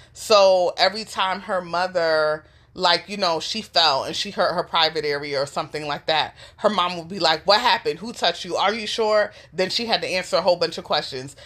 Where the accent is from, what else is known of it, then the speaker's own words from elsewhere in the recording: New York City, New York, United States; I grew up in the New York City foster care system